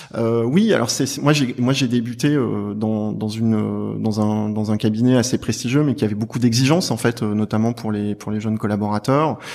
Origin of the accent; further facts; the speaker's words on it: Clermont-Ferrand, Auvergne-Rhône-Alpes, France; moved away as an adult; now in Paris, France; Je suis de Clermont-Ferrand